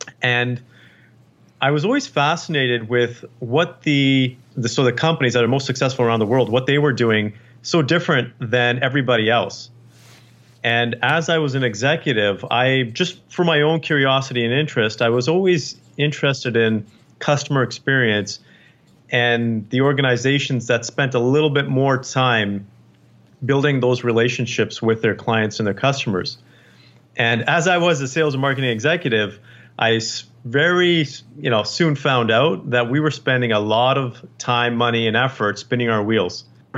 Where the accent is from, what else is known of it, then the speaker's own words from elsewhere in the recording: Canada; born there; Actually, I was born